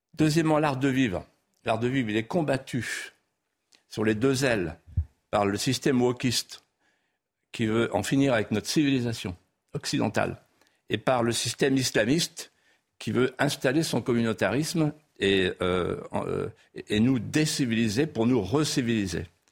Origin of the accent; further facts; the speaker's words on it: Vendée, Pays de la Loire, France; first language Vendée patois; French is a second language; chez moi en Vendée